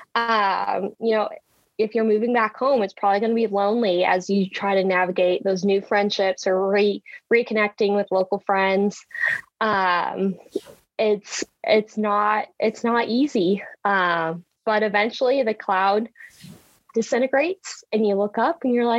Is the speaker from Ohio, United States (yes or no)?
no; Wakefield, Nebraska, United States; Wakefield, my hometown, we have Michael Foods